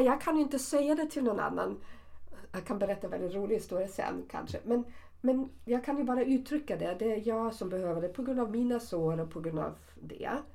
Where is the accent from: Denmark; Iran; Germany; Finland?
Germany; accent: German; Swedish is a second language; now in Sweden; min tyska uttal eller min tyskhet